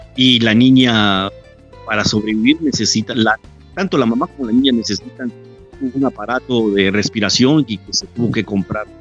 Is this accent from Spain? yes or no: no; Quetzaltenango, Guatemala; now in Mexico; yo soy de Guatemala, ¿de dónde? De Shela